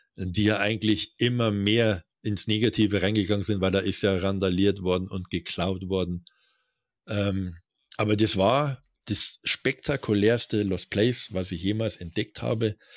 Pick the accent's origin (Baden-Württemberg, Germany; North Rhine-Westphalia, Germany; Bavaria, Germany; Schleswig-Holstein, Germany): Bavaria, Germany; dass unser Bundesland so reich ist